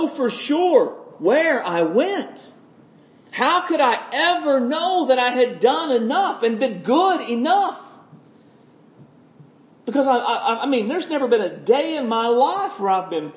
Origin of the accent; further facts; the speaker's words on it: United States; I'm an American Christian. This is where I live.